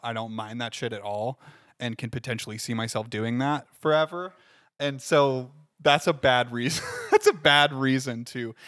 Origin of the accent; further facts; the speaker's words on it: Findlay, Ohio, United States; hometown of, uh, Findlay, Ohio